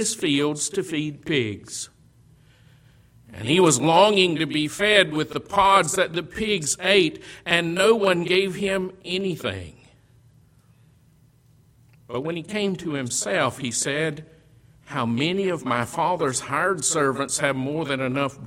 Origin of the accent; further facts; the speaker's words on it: Western Kentucky, United States; Where I grew up in Western Kentucky, there were some large hog farmers